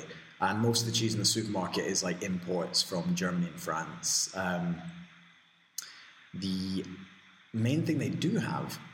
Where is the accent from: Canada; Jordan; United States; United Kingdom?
United Kingdom; Scotland; moved away as an adult; now in Spain; And I'm Scottish